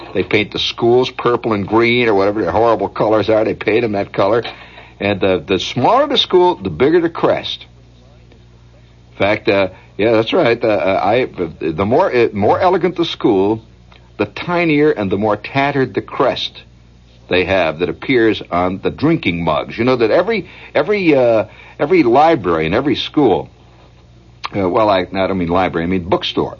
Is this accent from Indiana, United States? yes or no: yes; Hammond, Indiana, United States; now in New York, United States; the state of Indiana my hometown, Hammond